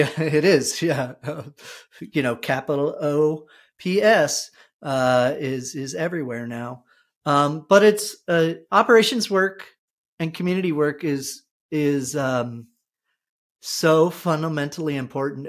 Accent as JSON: {"language": "English", "region": "New Jersey", "country": "United States", "also_born_or_lived": "Texas", "moved": "as an adult", "lives_now": "Vermont, United States", "said": "I'm from New Jersey"}